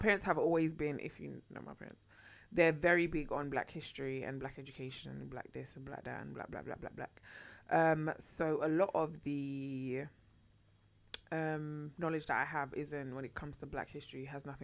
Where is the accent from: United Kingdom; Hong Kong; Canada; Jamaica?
Jamaica; moved away; I was born in Jamaica